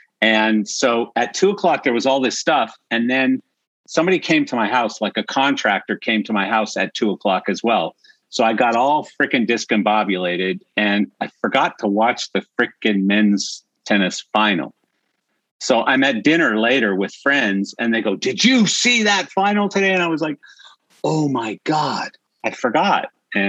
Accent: Canada; I'm Canadian.

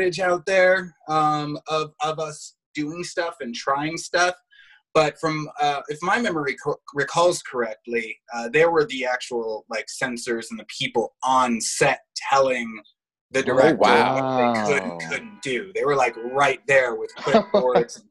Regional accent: Los Angeles, California, United States; growing up in Los Angeles

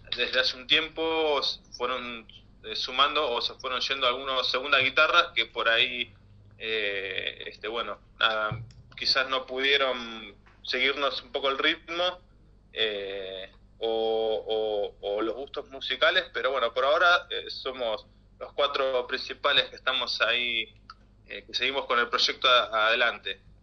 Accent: La Matanza, Buenos Aires Province, Argentina; nosotros eh, somos de, acá del Partido de la Matanza

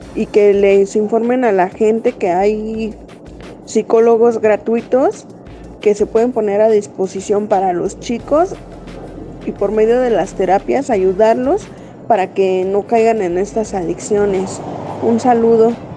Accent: Álvaro Obregón, Mexico City, Mexico; soy de Álvaro Obregón

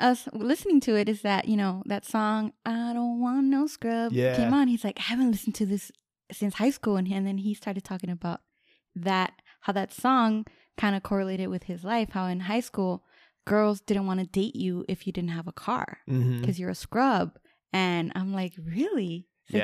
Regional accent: Southwest, United States; And then I lived, I grew up in the Southwest or whatever.

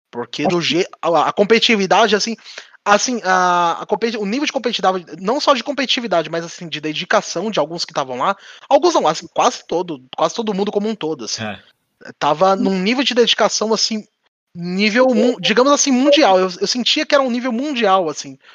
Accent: São Paulo, Brazil; que a gente é do ABC e tal. O ABC paulista aqui

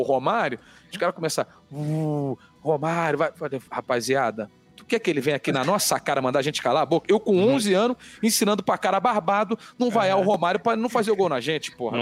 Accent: Rio de Janeiro, Brazil; born or raised there; accent: carioca; moved away as an adult; now in São Paulo, Brazil

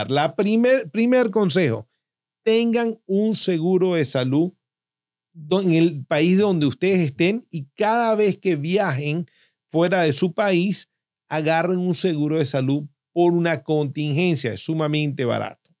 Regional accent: Venezuela; now in United States; yo como venezolano

